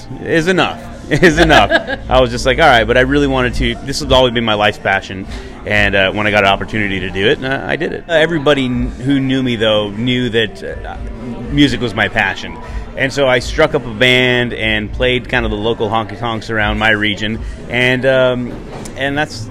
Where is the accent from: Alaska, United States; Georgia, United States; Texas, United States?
Texas, United States; moved away; also born or lived in Las Cruces, New Mexico; Growing up in Texas